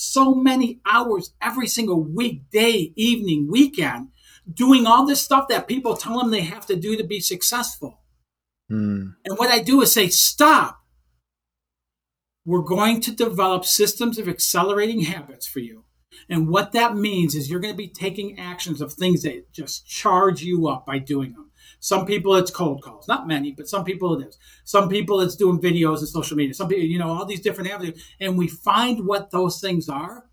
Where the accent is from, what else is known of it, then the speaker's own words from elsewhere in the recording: Detroit, Michigan, United States; I grew up in Detroit, Michigan